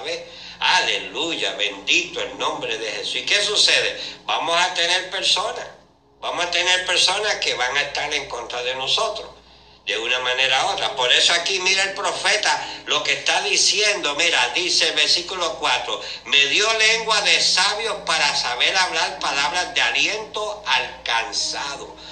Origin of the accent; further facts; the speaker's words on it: Puerto Rico; los puertorriqueños